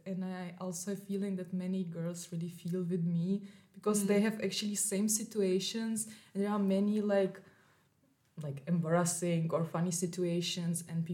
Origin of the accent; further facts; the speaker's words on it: Czechia; moved away as an adult; also born or lived in Russia / Graz, Austria / Berlin, Germany; now in Vienna, Austria; I was born in Russia, and I live all my life in Czech Republic